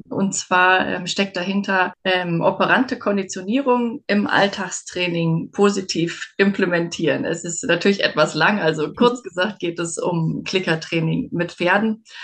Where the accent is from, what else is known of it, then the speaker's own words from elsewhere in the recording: Berlin, Germany; now in Westmünsterland, Germany; ich komme eigentlich aus Berlin